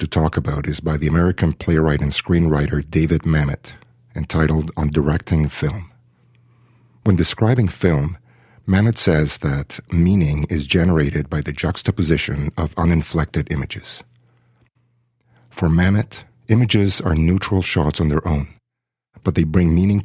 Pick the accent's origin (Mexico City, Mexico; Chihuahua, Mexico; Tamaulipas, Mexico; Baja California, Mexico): Mexico City, Mexico; also born or lived in Kingston, Canada; now in Canada; I was born and raised in Mexico City and immigrated to Canada with my family in 1982